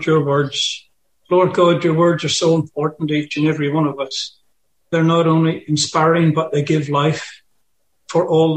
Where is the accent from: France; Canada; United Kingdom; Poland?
United Kingdom; Bangor, Northern Ireland; moved away as an adult; now in Australia; I'm from Bangor in County Down in Northern Ireland. I've been here over 40 years